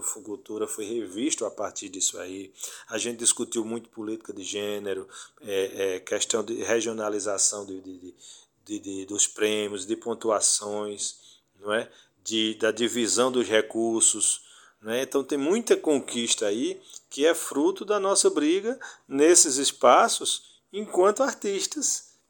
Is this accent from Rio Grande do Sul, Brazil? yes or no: no; Afogados da Ingazeira, Pernambuco, Brazil; Eu sou de Afogados da Engazeira